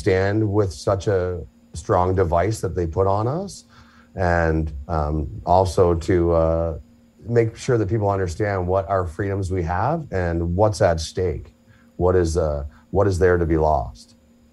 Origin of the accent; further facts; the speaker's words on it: Lincoln, Ontario, Canada; Born in a small community in Lincoln, a wine community.